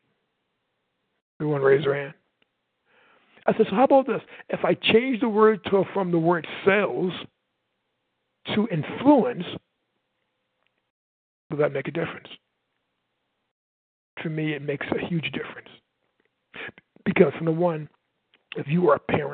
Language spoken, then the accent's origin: English; Michigan City, Indiana, United States; I'm from Michigan City, Indiana.